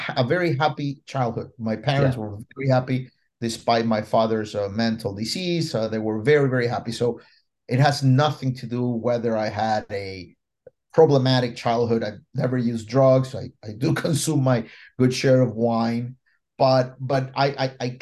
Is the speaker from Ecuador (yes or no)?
yes; Ecuador; now in Puerto Rico; I was born in Ecuador, South America, right in the middle of the Andes Mountain